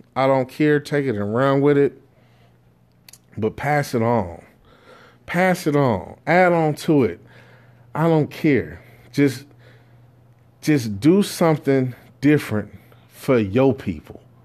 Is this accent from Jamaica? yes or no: yes; Jamaica; me being Jamaican